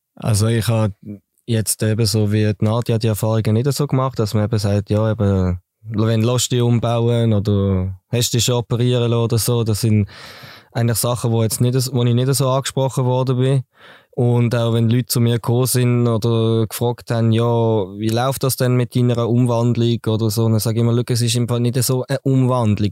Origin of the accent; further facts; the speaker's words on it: Basel, Basel-Stadt, Switzerland; now in Dietikon, Switzerland; Ich bin gebürtiger Basel-Städter, wohne zurzeit in Dietikon